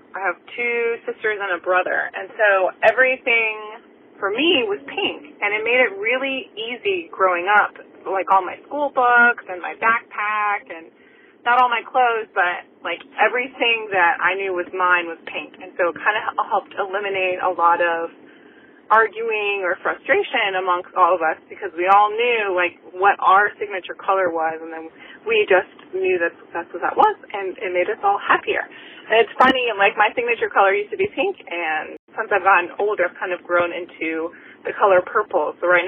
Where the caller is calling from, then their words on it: Chesapeake, Virginia, United States; I'm calling from Chesapeake, Virginia.